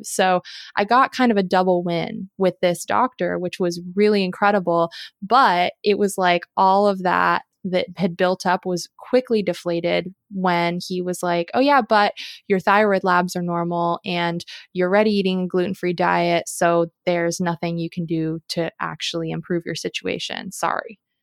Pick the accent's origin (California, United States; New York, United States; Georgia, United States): California, United States; Southern; also born or lived in Colorado / Seattle, Washington; now in Oregon, United States; growing up in Southern California